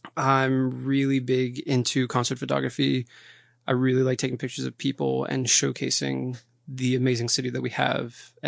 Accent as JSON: {"language": "English", "town": "Philadelphia", "region": "Pennsylvania", "country": "United States", "tie": "born or raised there", "also_born_or_lived": "Brazil", "lives_now": "Washington, United States", "said": "So I was born in Brazil and I lived there for about 2 years. I moved to Philadelphia with my family and then I came to DC for college about 6 years ago."}